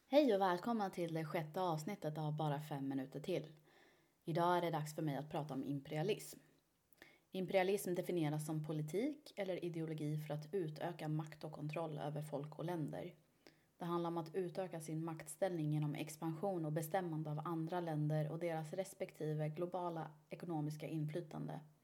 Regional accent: Iran; Jag är ju iranier

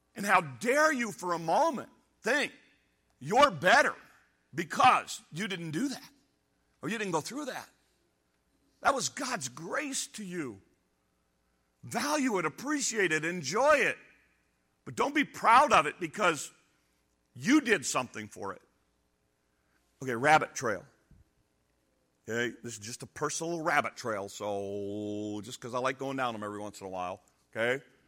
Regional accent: United States; I'm an American

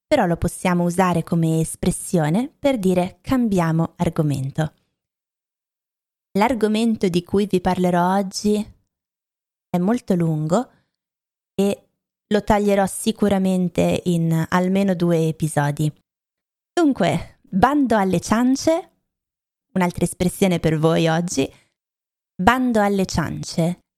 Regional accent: Lombardy, Italy; Io vengo dalla Lombardia, ve l'ho detto tante volte, da vicino a Milano, ho anche studiato a Milano, ma ho cambiato poi città, regioni, paesi tantissime volte e ehm, non mi sento per niente milanese, non credo di avere un accento milanese

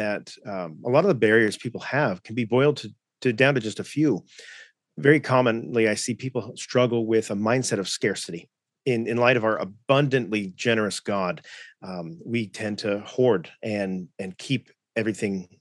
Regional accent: Southern California, United States; moved away as an adult; now in Coeur d'Alene, United States; I was raised in Southern California, which I like to say is a good place to be from.

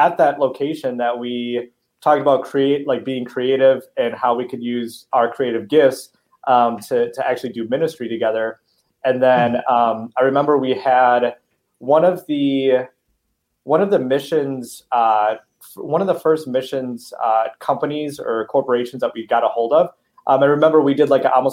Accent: Milwaukee, Wisconsin, United States; So we're both from Milwaukee, Wisconsin

